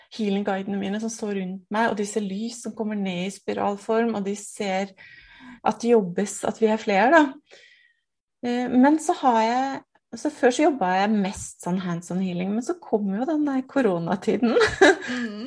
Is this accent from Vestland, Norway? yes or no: no; Nittedal, Akershus, Norway; jeg er fra Nittedal. Eh, to mil utenfor Oslo.